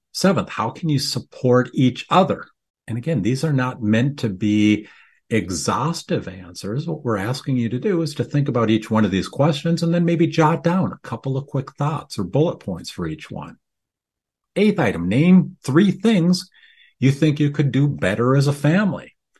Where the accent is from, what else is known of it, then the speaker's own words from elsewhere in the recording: Midwest, United States; I grew up here in the Midwest